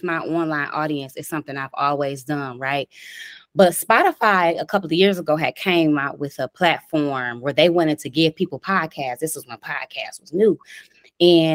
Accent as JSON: {"language": "English", "town": "Detroit", "region": "Michigan", "country": "United States", "tie": "born or raised there", "said": "I'm from Dexter and Davidson in Detroit, Michigan. I grew up there all my life"}